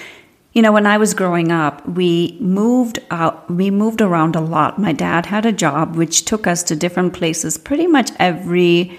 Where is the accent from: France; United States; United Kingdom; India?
India; I grew up in India. And every part of India is almost like a different country of its own.